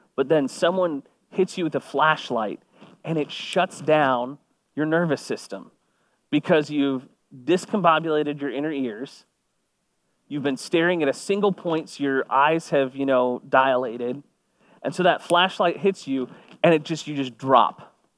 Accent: Kingwood, Texas, United States; I grew up on the San Jacinto River

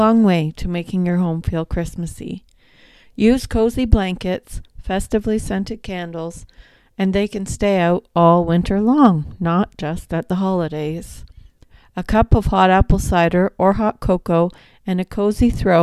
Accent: Haliburton, Ontario, Canada; growing up in Haliburton

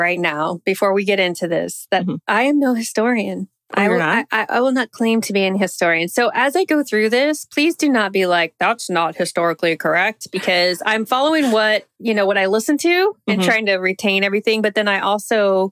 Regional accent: Oklahoma, United States; I grew up in Oklahoma

